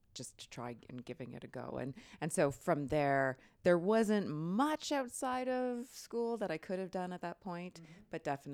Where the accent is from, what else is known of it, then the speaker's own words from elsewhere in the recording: Newmarket, Ontario, Canada; because I grew up in Newmarket, just north of Toronto.